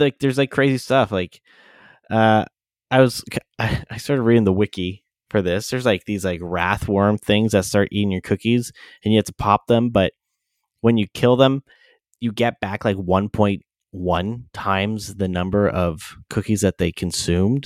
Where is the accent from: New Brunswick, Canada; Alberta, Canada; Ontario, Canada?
Ontario, Canada; London; the London airport, my hometown